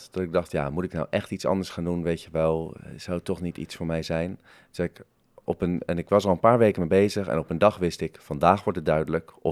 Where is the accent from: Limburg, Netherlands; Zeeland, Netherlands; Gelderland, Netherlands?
Gelderland, Netherlands; Harderwijk; born there; also born or lived in Bergambacht / Den Haag; Eh, ik ben geboren in Harderwijk, maar daar heb ik maar tot mijn derde gewoond. Ehm, want mijn vader is ook dominee. En eh, we zijn een aantal keer verhuisd. Dus na Harderwijk kwam Bergambacht eh, in het Groene Hart. En daarna Den Haag.